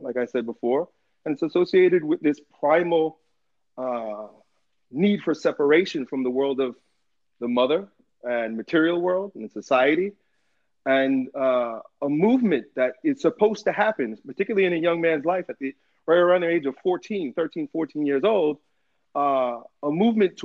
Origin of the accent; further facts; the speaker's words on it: United States; I grew up here in America, in American schools